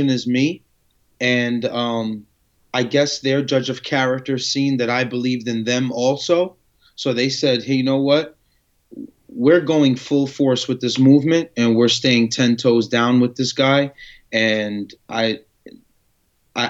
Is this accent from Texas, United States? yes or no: no; Yonkers, New York, United States; also born or lived in Amman, Jordan / Paterson, New Jersey; we moved to Yonkers, New York, Carroll Avenue when I was about 5, 6 years old. And then ever since then, I've just been living in Yonkers.